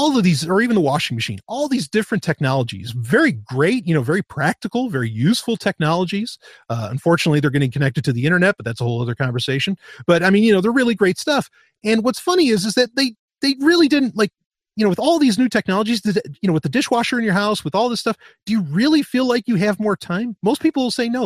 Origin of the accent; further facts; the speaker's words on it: United States; growing up in America in the 90s, like that's when I was a teenager